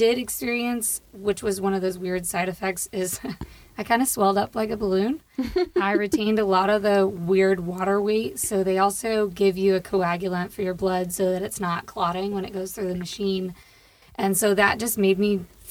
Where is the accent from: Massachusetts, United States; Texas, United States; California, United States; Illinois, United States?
Texas, United States; Tyler; also born or lived in Miami; I grew up in Tyler